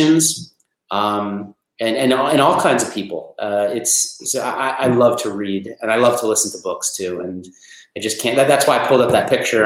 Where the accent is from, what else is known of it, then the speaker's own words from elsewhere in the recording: New York, United States; also born or lived in Massachusetts; I'm from New York. At the time, I was in boarding school in Massachusetts